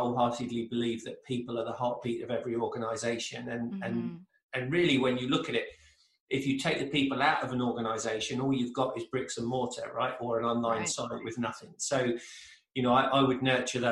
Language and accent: English; England, United Kingdom; moved away as an adult; now in United States; originally I'm from England, in case people haven't picked up on the accent, but from England.